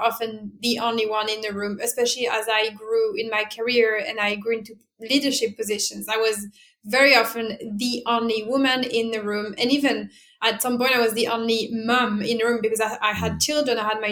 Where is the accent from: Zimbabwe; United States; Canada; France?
France; English is a second language; moved away as an adult; also born or lived in Italy; now in London, United Kingdom; I was born and bred in France, like, as you can probably hear from my accent